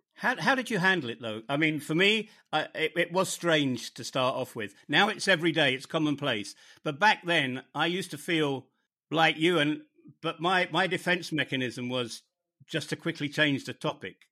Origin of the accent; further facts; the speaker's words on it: United Kingdom; moved away as an adult; also born or lived in northern Germany; my home country of the United Kingdom, where I haven't really lived for over 20 years